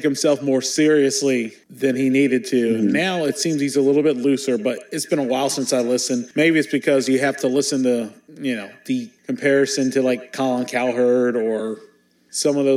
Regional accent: Salisbury, Maryland, United States; I remember growing up in Salisbury, Maryland in the mid-90s

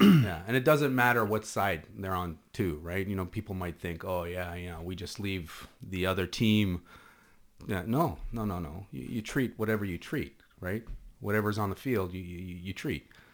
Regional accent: near the Lebanese border, Northern District, Israel; first language Hebrew; English is a second language; moved away as an adult; also born or lived in Canada; now in Toronto, Canada; where I grew up was right on the Lebanese border, literally three hundred meters from the Lebanese border.

